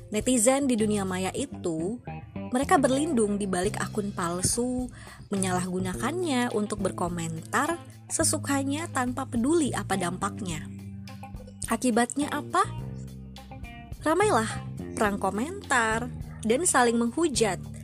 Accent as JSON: {"language": "Indonesian", "region": "Bengkulu", "country": "Indonesia", "said": "asalku dari Bengkulu"}